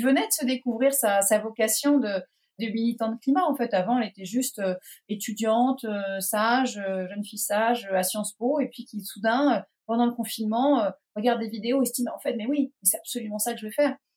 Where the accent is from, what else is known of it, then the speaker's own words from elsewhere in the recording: Pornichet, Pays de la Loire, France; moved away as an adult; now in Erquy, France; j'ai grandi à Pornichet, en Loire-Atlantique